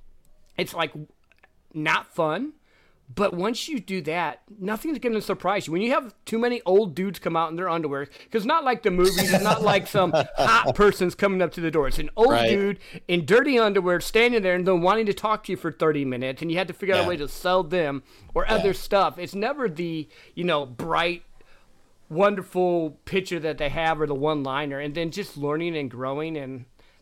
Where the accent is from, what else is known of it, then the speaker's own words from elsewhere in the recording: Midwest, United States; I grew up in the Midwest